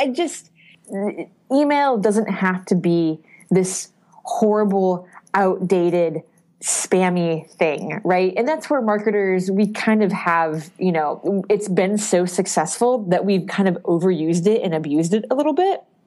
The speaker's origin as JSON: {"language": "English", "town": "Indianapolis", "region": "Indiana", "country": "United States", "tie": "born or raised there", "moved": "as an adult", "lives_now": "Boston, United States", "said": "I grew up in the Midwest. I lived in Indiana for a really long time"}